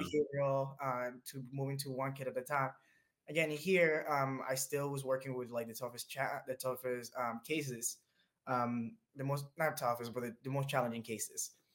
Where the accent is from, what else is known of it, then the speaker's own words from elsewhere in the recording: Dominican Republic; now in United States; I was born in the Dominican Republic, this little tiny island in the Caribbean, right next to Puerto Rico, right next to Cuba, right next to Jamaica. Paradise, truly amazing. um, really, honestly, can't phrase it better uh, it was wonderful growing up there.